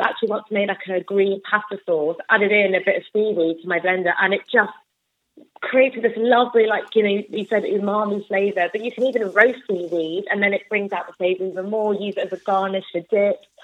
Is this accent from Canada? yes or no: no; London, United Kingdom; I'm from London